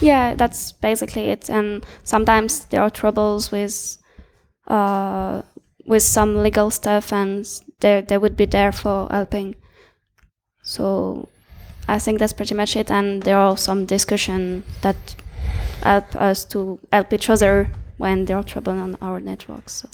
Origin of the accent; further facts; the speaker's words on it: France; I'm from France